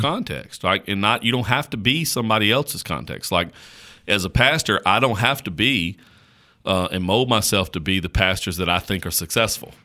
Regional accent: Caswell County, North Carolina, United States; accent: slow drawl; I grew up in Caswell County, North Carolina

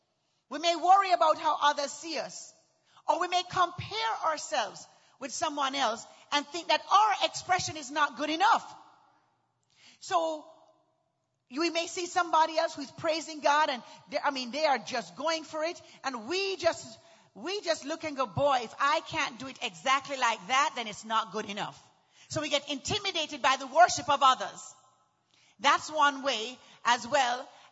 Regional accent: Houston, Texas, United States; Well, I'm from Houston, too.

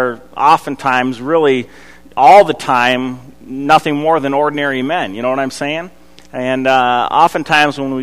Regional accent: Eden Prairie, Minnesota, United States; I grew up in Eden Prairie going to Wooddale Church

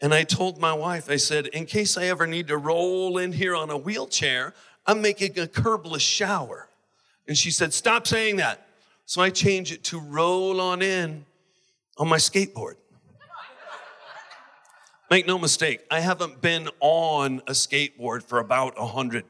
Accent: United States; I'm American

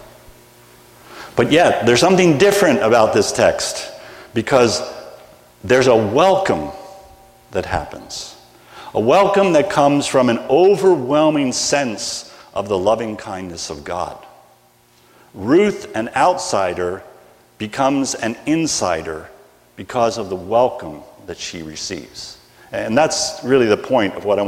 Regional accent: United States; accent: American; I speak American, not English

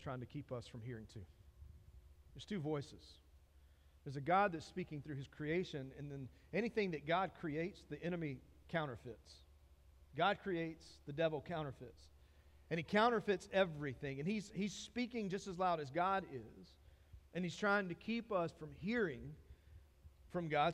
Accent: Dillon, South Carolina, United States; I'm from Dillon

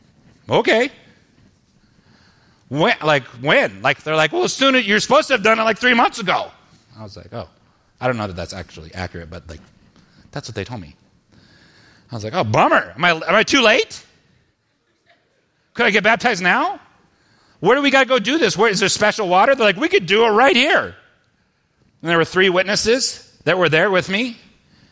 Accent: Spokane, Washington, United States; we went to a Christian church, and ended up with some Christian churches in Spokane

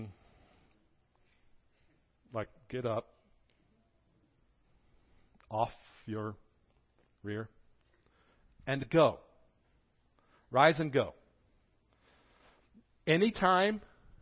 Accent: the North, United States; now in Greeneville, United States; people from the north, me

